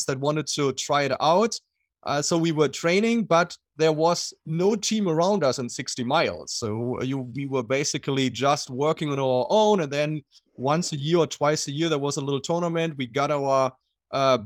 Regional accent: Germany; accent: German; English is a second language; moved away as an adult; also born or lived in Southern California; now in United States; I'm from Germany. So I'm German. I lived until I was 38, so always in Germany, and had all my athletic career back there

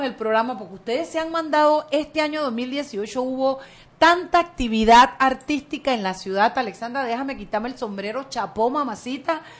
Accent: Panama; nos unió como panameños

